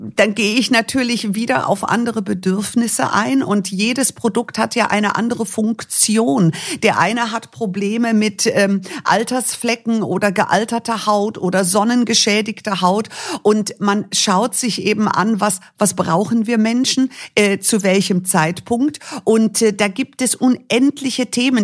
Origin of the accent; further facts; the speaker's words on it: Munich, Bavaria, Germany; ich bin dann in München geboren